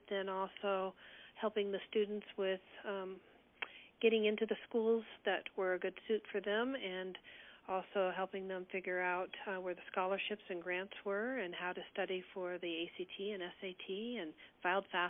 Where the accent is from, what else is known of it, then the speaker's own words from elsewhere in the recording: California, United States; moved away; also born or lived in Colorado; I grew up in California and moved to Colorado in 1980